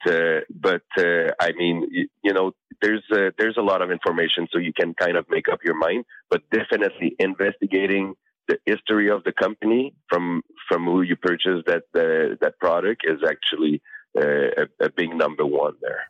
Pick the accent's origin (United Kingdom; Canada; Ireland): Canada; I'm Canadian